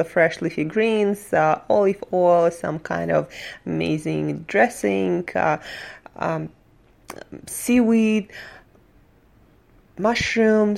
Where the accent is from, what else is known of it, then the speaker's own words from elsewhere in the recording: Surgut, Khanty-Mansi Autonomous Okrug, Russia; moved away as an adult; now in New York, United States; I'm from Russia, Siberia, a city called Surgut